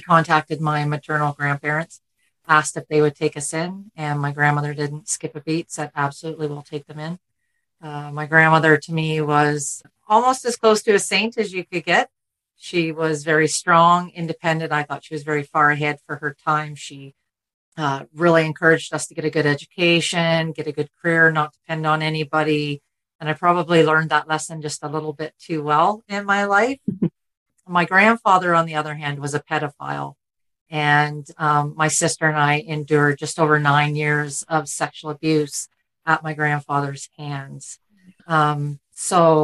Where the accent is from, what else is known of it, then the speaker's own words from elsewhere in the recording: Ontario, Canada; Born and raised in Ontario